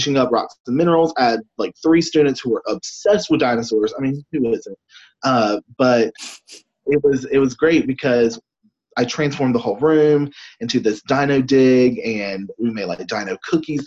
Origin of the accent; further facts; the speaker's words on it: North Carolina, United States; also born or lived in Tennessee; I am actually about an hour from my hometown right now, and grew up, born and raised here, right at the beach.